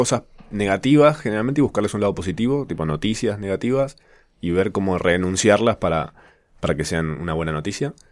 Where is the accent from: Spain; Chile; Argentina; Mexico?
Argentina; Córdoba; moved away as an adult; now in Buenos Aires, Argentina; yo soy cordobés y viví 20 años allá. Y mm, lo más gracioso de todo es que yo nunca tuve acento hasta que vine a Buenos Aires a vivir.